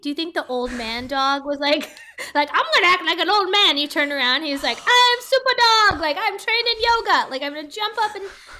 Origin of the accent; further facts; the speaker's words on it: Midwest, United States; Like, I'm from the Midwest.